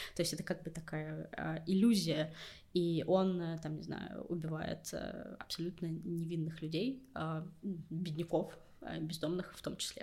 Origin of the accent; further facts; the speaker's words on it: Siberia, Russia; moved away as an adult; now in Moscow, Russia; я тоже из Сибири, тоже там, типа, сдавала ЕГЭ на много баллов, тоже приехала в Москву, чтобы найти работу